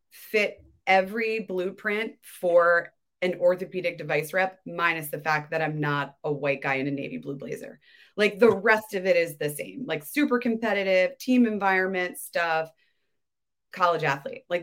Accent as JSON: {"language": "English", "town": "Baltimore", "region": "Maryland", "country": "United States", "tie": "born or raised there", "said": "I grew up in Baltimore."}